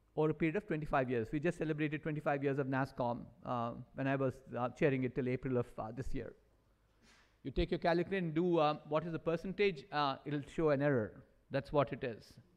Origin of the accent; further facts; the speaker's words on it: India; as Indians, I'm an Indian